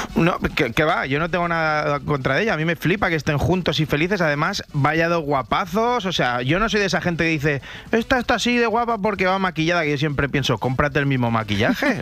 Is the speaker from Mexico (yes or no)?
no; Rubí, Catalonia, Spain; yo soy de Rubí